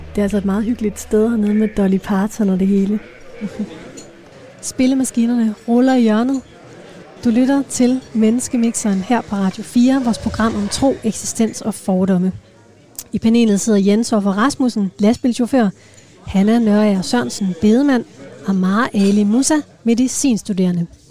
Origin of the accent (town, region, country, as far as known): Denmark